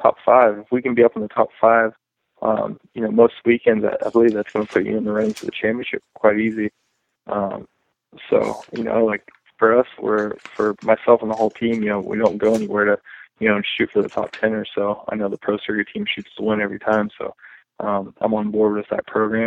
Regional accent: East Coast, United States; I'm from the East Coast one

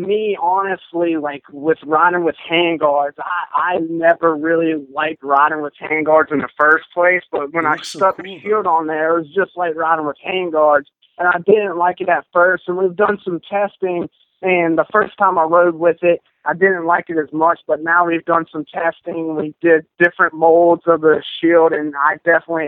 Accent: North Carolina, United States; I'm from North Carolina. We have bad weather all the time up there. It'd be good for one week and then it'd rain for a whole nother weekend. So I've definitely, just growing up in North Carolina

